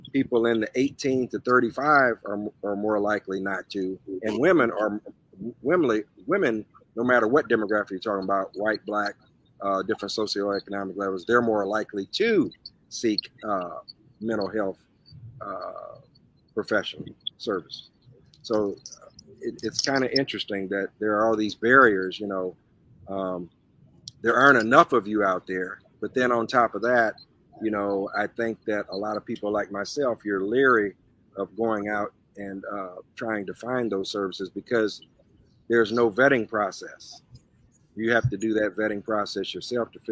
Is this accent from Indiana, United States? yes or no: yes; South Bend, Indiana, United States; moved away as an adult; now in South Florida, United States; I'm from South Bend, so I'm close to Chicago and Detroit